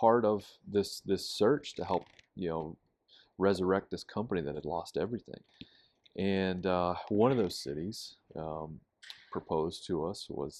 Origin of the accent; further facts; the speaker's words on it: Pittsburgh, Pennsylvania, United States; I grew up, born and raised in Pittsburgh, and never really had a reason to come to Alabama.